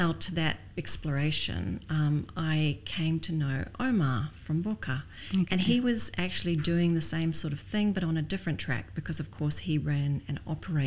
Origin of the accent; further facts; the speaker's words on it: New Zealand; moved away as an adult; also born or lived in Canada; now in Dubai, United Arab Emirates; I'm Canadian born, but I grew up in New Zealand